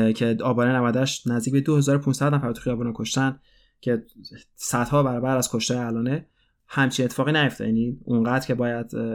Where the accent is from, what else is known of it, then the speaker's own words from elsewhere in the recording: Iran; moved away; من از ایران اومدم و من بزرگ شدن در ایران برای خود من یه فاجعه بود